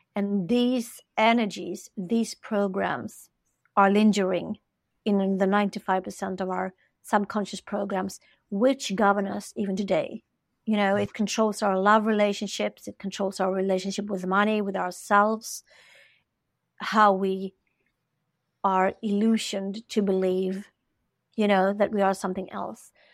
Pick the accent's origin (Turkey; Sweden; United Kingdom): Sweden; I'm from Sweden. We have this culture here